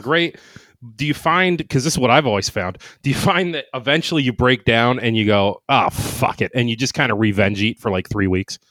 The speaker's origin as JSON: {"language": "English", "region": "Ohio", "country": "United States", "tie": "born or raised there", "moved": "yes", "said": "I grew up in Ohio"}